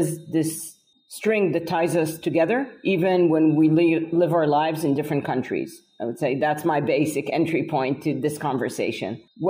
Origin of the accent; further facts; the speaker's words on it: Haifa District, Israel; I'm half American. My mother made Aliyah as a teenager. Came to this kibbutz in Israel, met my father, and here I am, Israeli first generation.